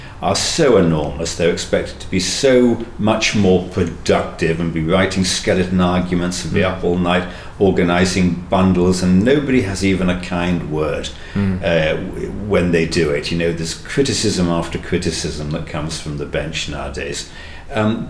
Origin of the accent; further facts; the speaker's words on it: Manchester, North West England, United Kingdom; I'm from Manchester